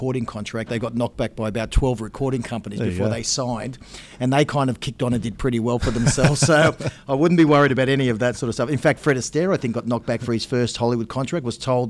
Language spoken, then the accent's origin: English; Australia; I'm Australian-born and Australian